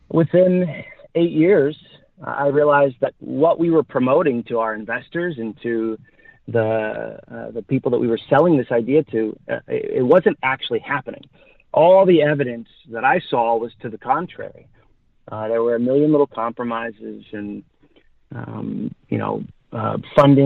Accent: Los Angeles, California, United States; I grew up in Hollywood.

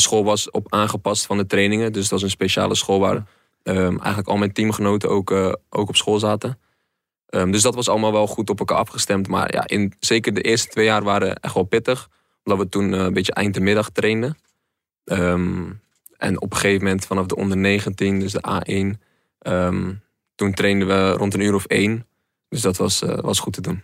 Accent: Netherlands; moved away; also born or lived in North Brabant / Rotterdam; kom uit Dolen en dat ligt ook net tegen de rand van Zeeland aan. Dus je bent ook heel snel weer in Brabant. Scholen heb ik in Brabant gehad en in Rotterdam.

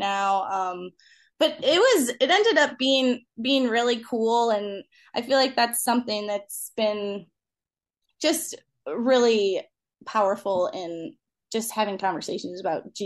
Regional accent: Clarkston, Michigan, United States; I grew up in Clarkston and my husband grew up in Rochester. So we've really been in the same area since

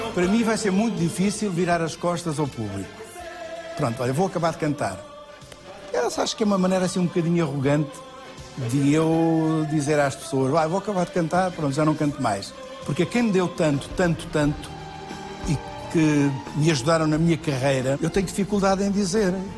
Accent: Mourão, Alentejo, Portugal; moved away; Deus quis que eu tivesse nascido em Mourão, numa casa muito pequenina

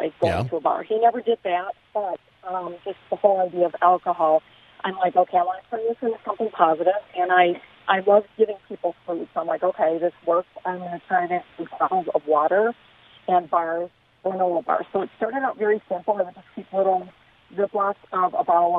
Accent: Chicago, Illinois, United States; moved away as an adult; also born or lived in Southern California; now in Vista, United States; I'm from Chicago

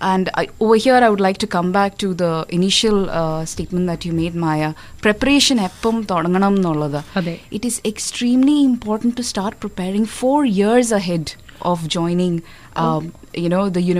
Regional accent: Adoor, Kerala, India; നാട്ടില് അടൂര്

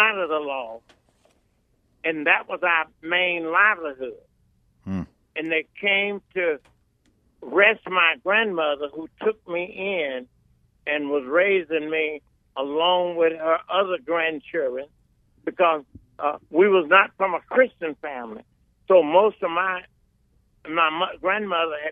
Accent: Mississippi, United States; now in California, United States; growing up in Mississippi, you have to know we were sharecroppers

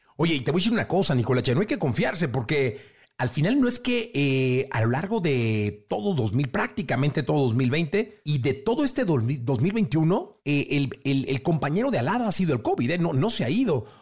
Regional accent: Guadalajara, Jalisco, Mexico; todos somos de Guadalajara

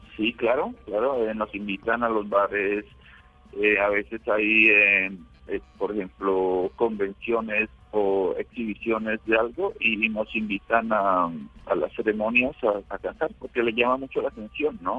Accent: La Florida, Nariño, Colombia; born or raised there; moved away as an adult; also born or lived in Pasto, Colombia; now in Xiamen, China

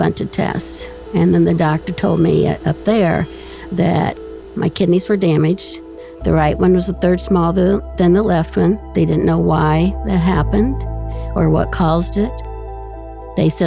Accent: Columbus, Ohio, United States; I'm from Columbus

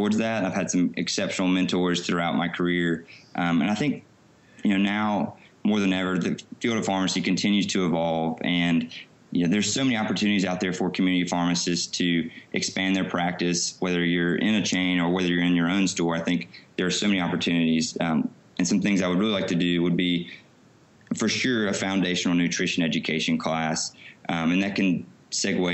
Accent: Alabama, United States; I grew up in Alabama

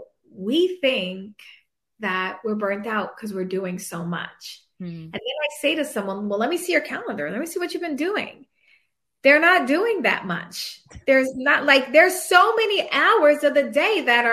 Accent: New York, United States; I'm from New York.

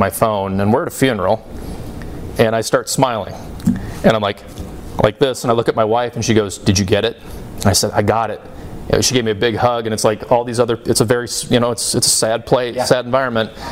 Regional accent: Wisconsin, United States; now in Kansas City, United States; I'm originally from Wisconsin

